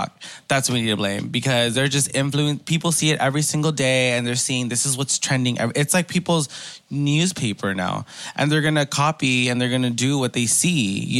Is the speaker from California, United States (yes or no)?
yes; Los Angeles, California, United States; me growing up in Koreatown